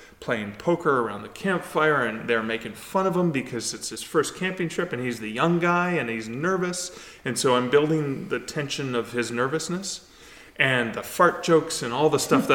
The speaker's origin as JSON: {"language": "English", "town": "Sudbury", "region": "Ontario", "country": "Canada", "tie": "born or raised there", "moved": "yes", "said": "I grew up in the Sudbury region"}